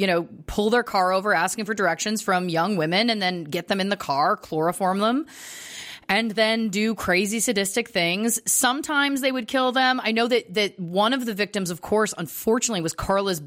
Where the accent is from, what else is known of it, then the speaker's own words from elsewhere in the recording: Canada; moved away; also born or lived in Los Angeles, United States; both of us growing up in Canada.